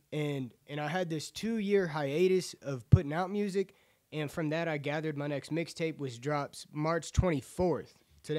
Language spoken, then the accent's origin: English; Acworth, Georgia, United States; So I'm from North Georgia, Acworth area.